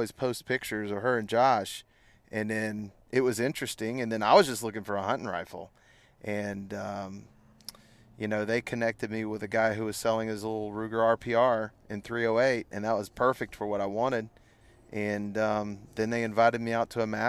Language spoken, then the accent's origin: English; Pace, Florida, United States; I was born and raised right here